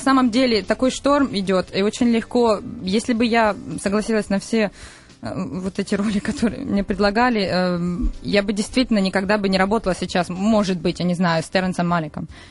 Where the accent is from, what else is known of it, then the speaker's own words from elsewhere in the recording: Berdyansk, Zaporizhzhia Oblast, Ukraine; moved away; Бердянск это город, где mm-hmm. я родилась на Украине